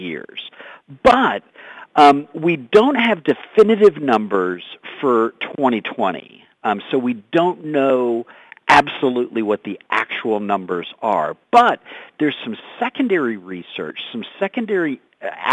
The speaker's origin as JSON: {"language": "English", "region": "the Panhandle of Florida", "country": "United States", "tie": "born or raised there", "moved": "as an adult", "lives_now": "Colorado Springs, United States", "said": "I grew up in the Panhandle of Florida"}